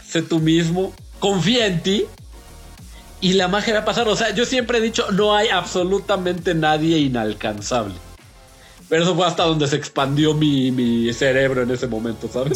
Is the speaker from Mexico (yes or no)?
yes; Naucalpan, State of Mexico, Mexico; No nos consideramos Estado de México. Somos como el Monterrey a la República, nosotros somos al Estado de México